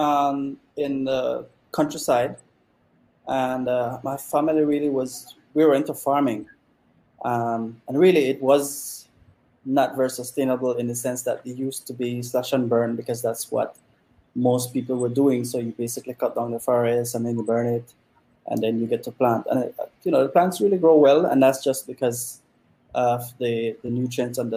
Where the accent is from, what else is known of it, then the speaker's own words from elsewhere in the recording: Toledo District, Belize; I was from the Toledo district.